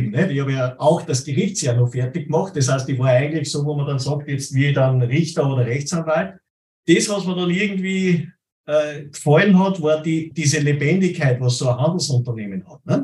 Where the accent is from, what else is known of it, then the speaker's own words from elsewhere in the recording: Plainfeld, Salzburg, Austria; ich bin aus Bleinfeld bei Salzburg und Eugendorf bei Salzburg, das ist einmal über den Hügel drüber